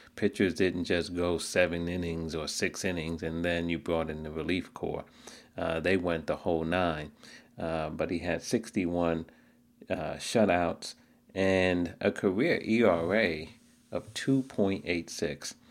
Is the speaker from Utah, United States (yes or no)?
no; New York City, New York, United States; I grew up in Queens, not too far from Shea Stadium.